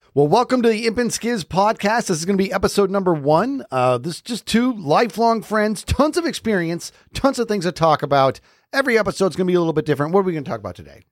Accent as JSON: {"language": "English", "region": "Arizona", "country": "United States", "tie": "born or raised there", "said": "we're from Arizona"}